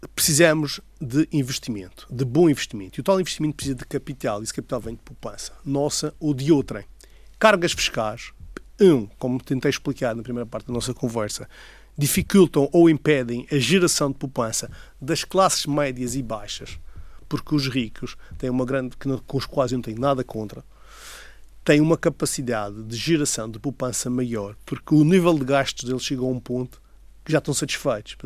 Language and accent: Portuguese; Madeira, Portugal; o ambiente da minha terra